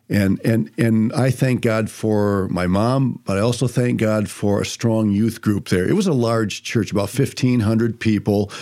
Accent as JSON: {"language": "English", "town": "Toledo", "region": "Ohio", "country": "United States", "tie": "born or raised there", "said": "I was born in Toledo, Ohio"}